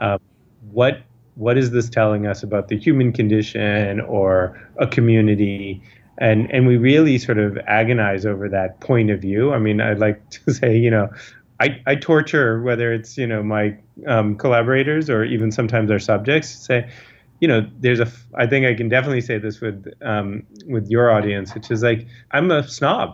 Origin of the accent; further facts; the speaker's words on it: United States; growing up in America